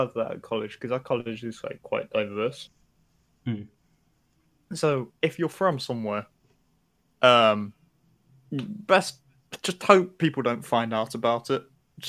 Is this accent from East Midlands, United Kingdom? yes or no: yes; Nottingham, East Midlands, United Kingdom; I'm from Nottingham